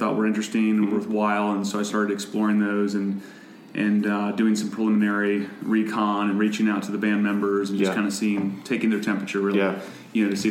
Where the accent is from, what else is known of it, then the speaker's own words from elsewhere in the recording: Dayton, Ohio, United States; I'm originally from Dayton.